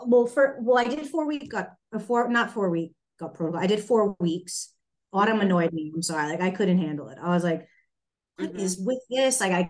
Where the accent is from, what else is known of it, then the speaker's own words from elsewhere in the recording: New York, United States; moved away; I'm originally from New York.